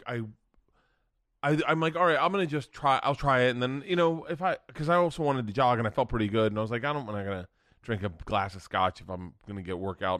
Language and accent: English; Tampa, Florida, United States; moved away; I'm from Tampa. I grew up in Tampa when the Bucks sucked